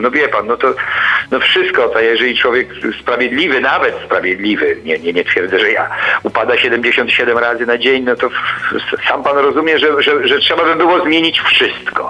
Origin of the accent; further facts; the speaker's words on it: Poland; wychowywałem się w końcu w Polskiej Rzeczpospolitej Ludowej